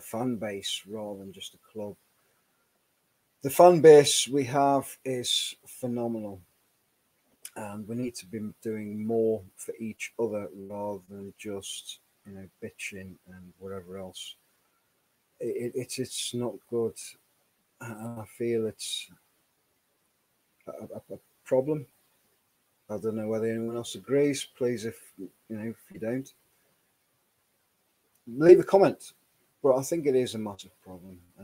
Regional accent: Whitburn, North East England, United Kingdom; also born or lived in Sunderland; I was born in Sunderland. But, you know, I grew up in Whitburn, a little village where we kind of had both

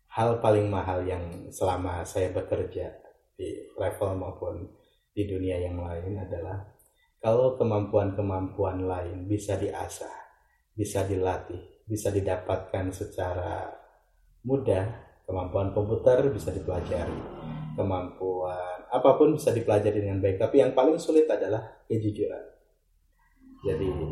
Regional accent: Ciamis, West Java, Indonesia; now in Bantul, Indonesia; saya lahir di Ciamis, 10 Jenis 1983. Uh, tempat tinggal di Selandakan Bantul, Yogyakarta

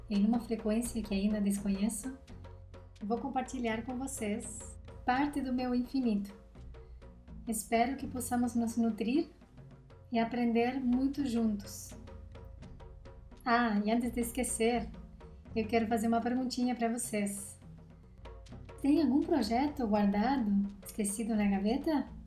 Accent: Uruguay; born there; moved away; Eu nasci numa quinta-feira de abril, no Uruguai. Já me mudei 13 vezes em quatro países.

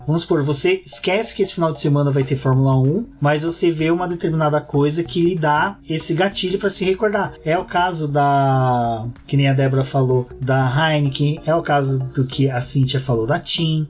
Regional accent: Minas Gerais, Brazil; moved away; a gente tinha costume lá em Minas de colecionar maço de cigarro

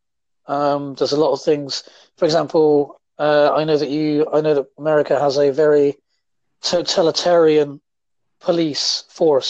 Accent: United Kingdom; I'm from the UK myself

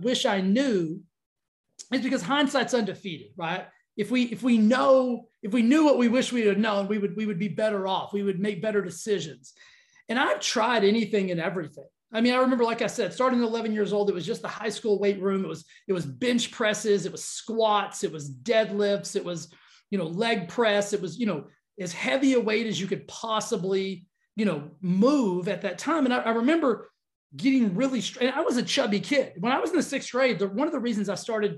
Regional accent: Texas, United States; growing up in Texas

